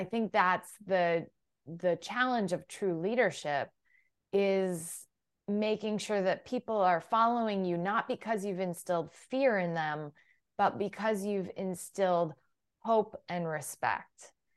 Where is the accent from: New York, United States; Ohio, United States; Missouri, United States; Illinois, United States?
Illinois, United States; Galesburg; also born or lived in Iowa / Kansas; I was raised from fifth grade on in Galesburg, Illinois, but I grew up along the Mississippi and was born in Kansas